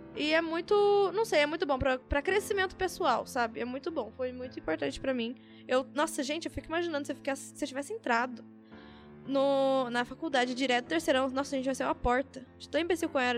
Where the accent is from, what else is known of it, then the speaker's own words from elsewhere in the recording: São Paulo, Brazil; a gente é de São Paulo